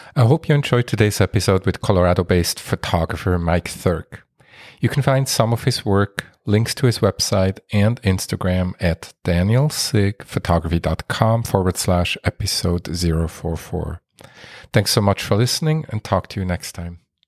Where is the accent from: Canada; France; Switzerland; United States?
Switzerland; Basel, Basel-Stadt; moved away; I am from Switzerland originally